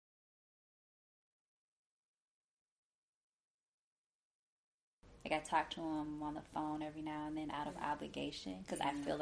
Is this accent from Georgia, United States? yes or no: no; Detroit, Michigan, United States; I grew up really poor in Detroit